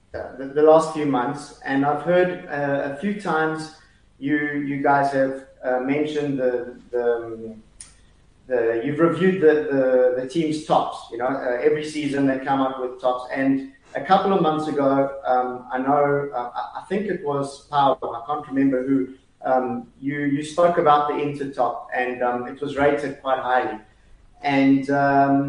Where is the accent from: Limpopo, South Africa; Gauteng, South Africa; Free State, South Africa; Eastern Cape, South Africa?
Gauteng, South Africa; Johannesburg; accent: South African; moved away as an adult; also born or lived in London, United Kingdom; now in Milan, Italy; I grew up in South Africa, stayed there till I was about 25.